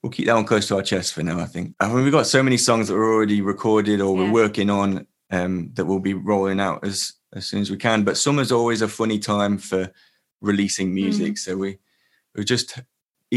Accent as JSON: {"language": "English", "town": "Leicester", "region": "East Midlands", "country": "United Kingdom", "said": "I'm from Leicester"}